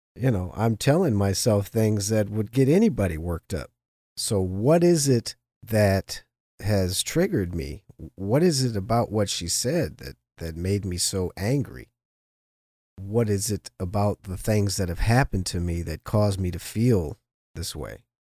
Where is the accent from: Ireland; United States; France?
United States; Los Angeles, California; half black, half Jewish growing up in Los Angeles, especially in the seventies and eighties